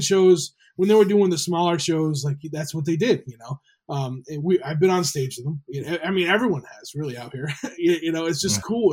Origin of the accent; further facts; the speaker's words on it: Rhode Island, United States; I grew up in Rhode Island